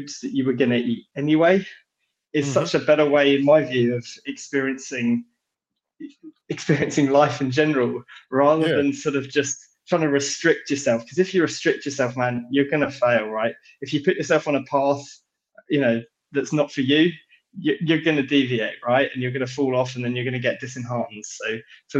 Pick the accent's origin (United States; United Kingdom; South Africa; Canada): United Kingdom; London; accent: British; I'm British, so I'm based here in London in the UK